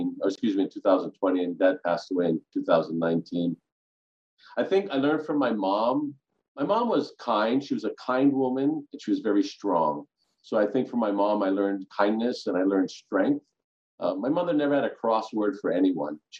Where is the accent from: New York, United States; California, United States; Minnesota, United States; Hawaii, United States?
Hawaii, United States; Kailua; A local boy from Kailua, went to Catholic schools, graduated from St. Louis High School